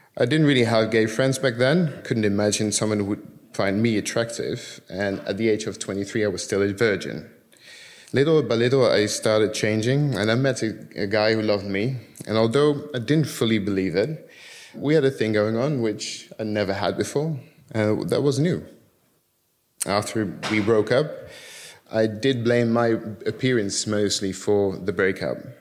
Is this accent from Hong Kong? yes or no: no; Curaçao; moved away; also born or lived in Netherlands; I was born in the Netherlands, and when I was seven, we moved to Curacao because my dad got a job there as a teacher